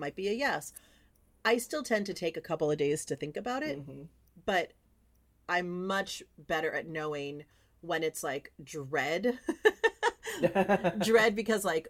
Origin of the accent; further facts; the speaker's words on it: California, United States; we're both from California